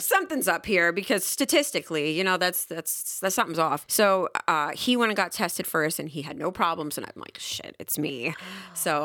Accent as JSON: {"language": "English", "town": "New York City", "region": "New York", "country": "United States", "tie": "born or raised there", "also_born_or_lived": "Puerto Rico", "moved": "as an adult", "lives_now": "North Carolina, United States", "said": "born and raised in Queens"}